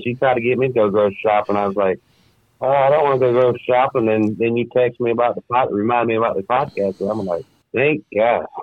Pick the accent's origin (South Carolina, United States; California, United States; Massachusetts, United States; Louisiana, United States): South Carolina, United States; moved away as an adult; now in Minnesota, United States; grew up and born and raised in South Carolina. Moved up here to Minnesota I do 12, 13 years ago.